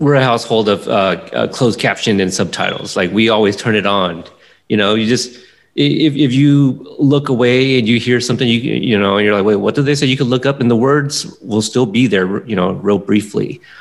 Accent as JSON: {"language": "English", "region": "Pacific Northwest", "country": "United States", "tie": "born or raised there", "also_born_or_lived": "Texas", "said": "I grew up in the Pacific Northwest here most of my life"}